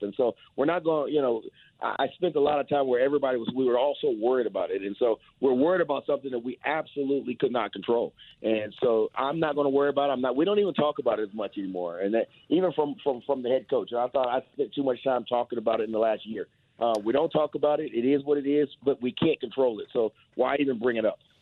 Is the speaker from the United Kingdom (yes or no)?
no; Ohio, United States; moved away; I'm from Ohio